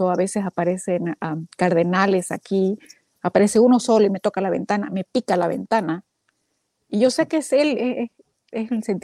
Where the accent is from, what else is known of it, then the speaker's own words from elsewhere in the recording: Bolivia; now in Texas, United States; Estoy en Texas, Ajá. pero soy de Bolivia.